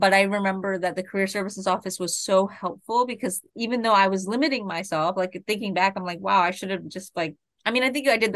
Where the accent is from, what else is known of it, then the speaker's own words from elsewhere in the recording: Delaware, United States; I want to be in Delaware. Like, I want to be able to stay in my home state